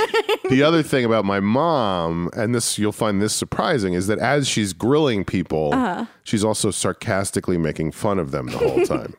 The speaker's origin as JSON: {"language": "English", "town": "New Rochelle", "region": "New York", "country": "United States", "tie": "born or raised there", "said": "There's a college in my hometown called Iona College."}